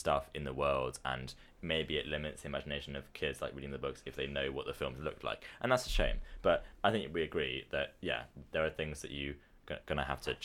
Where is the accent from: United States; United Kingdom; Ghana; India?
United Kingdom; us as British guys